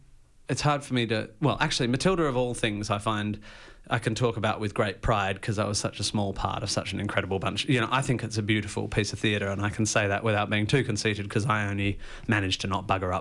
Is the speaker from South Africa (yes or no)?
no; Australia; being Australian